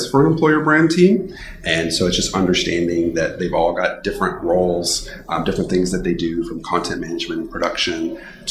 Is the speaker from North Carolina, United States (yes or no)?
no; Texas, United States; also born or lived in Bay Area, California; I am born and bred in Texas. I've spent my whole life in Texas, except for 1 year that I spent in the Bay Area.